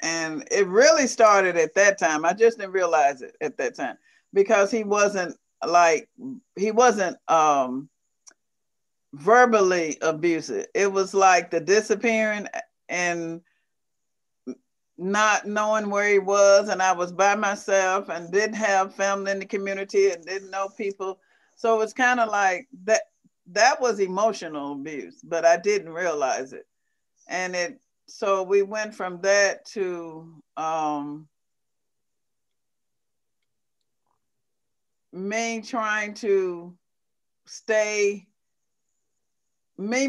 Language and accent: English; Missouri, United States; moved away as an adult; now in Michigan, United States; I was raised in a small rural town